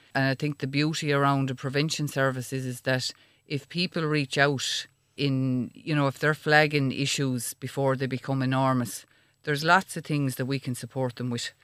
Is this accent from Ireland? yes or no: yes; Ireland; as Irish people we're quite proud